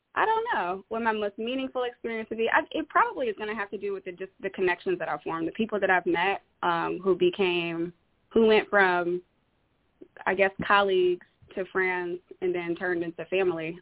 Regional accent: Detroit, Michigan, United States; now in Bellevue, PA, United States; I, I'm originally from Detroit.

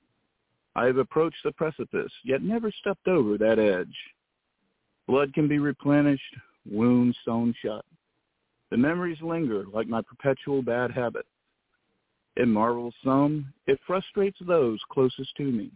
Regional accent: the South, United States; I'm from the South

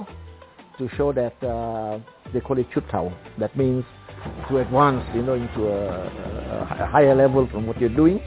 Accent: Mombasa, Mombasa County, Kenya; I was born in Mombasa

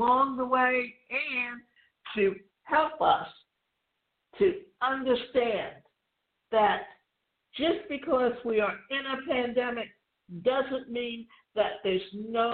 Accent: southwestern Ontario, Canada; southwestern Ontario, where I grew up

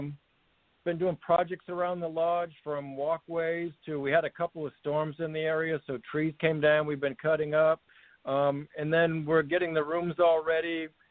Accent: Auburn, Maine, United States; moved away; I grew up in Auburn, Maine, and that's pretty much where I got my taste of working in the hospitality industry. I actually grew up on the road to a small ski area there called Lost Valley.

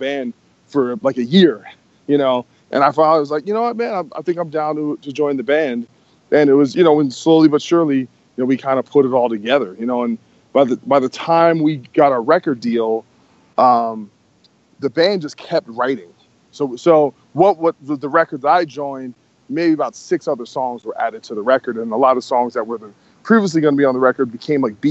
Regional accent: New Jersey, United States; moved away as an adult; now in Los Angeles, United States; I grew up in New Jersey my whole life, and I decided to move to L.A.

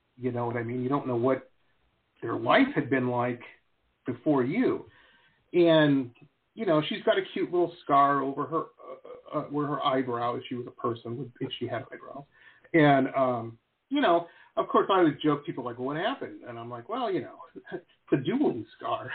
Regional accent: Detroit, Michigan, United States; So I grew up in Metro Detroit, very rough town.

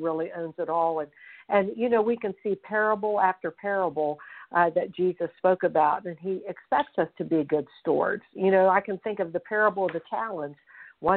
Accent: Fairmont, West Virginia, United States; I'm calling from Fairmont, West Virginia, and this is exactly where I'm from

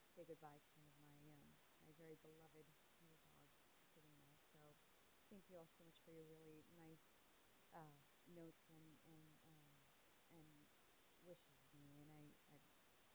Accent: Boston, Massachusetts, United States; also born or lived in Los Angeles area, California; now in Los Angeles, United States; I'm from Boston

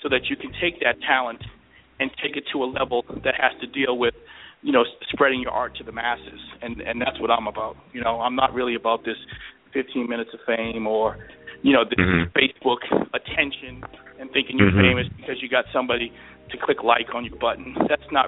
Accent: East Coast, United States; now in Phoenix, United States; I'm from the East Coast, but I live out in Phoenix now

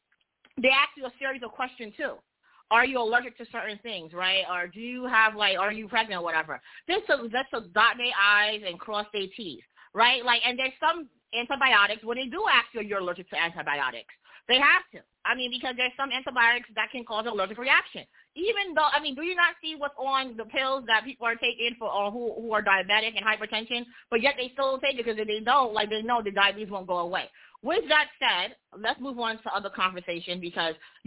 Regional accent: New York City, New York, United States; I'm from Brooklyn

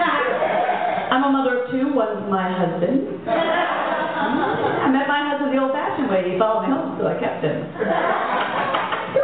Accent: New York City, New York, United States; also born or lived in Mayagüez, Puerto Rico; growing up Puerto Rican and Italian in New York City

